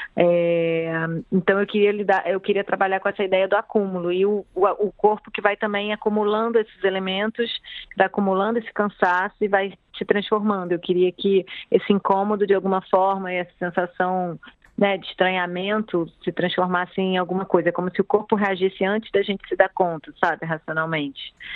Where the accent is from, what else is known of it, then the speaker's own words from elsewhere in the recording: Rio de Janeiro, Brazil; eu sou moradora do Rio, nasci no Rio, né, morei minha vida praticamente inteira na cidade